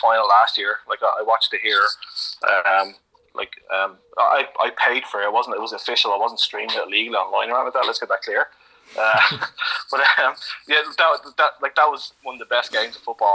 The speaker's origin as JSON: {"language": "English", "town": "Dublin", "region": "Leinster", "country": "Ireland", "moved": "as an adult", "said": "I'm from Coolock"}